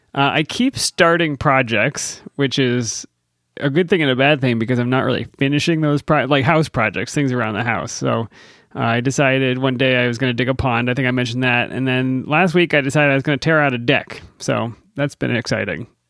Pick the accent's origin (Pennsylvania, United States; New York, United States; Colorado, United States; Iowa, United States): Pennsylvania, United States; Growing up in Pennsylvania